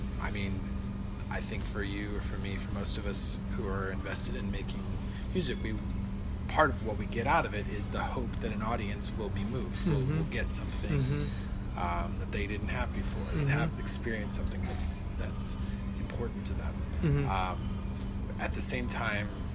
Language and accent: English; United States; as an American